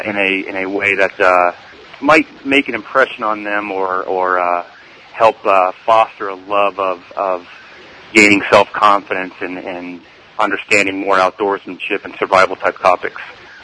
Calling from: Melbourne, Florida, United States; I'm calling from Melbourne, Florida.

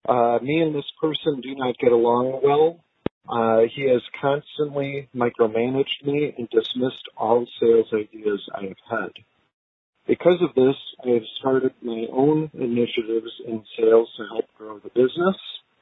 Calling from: Illinois, United States; I'm from Illinois.

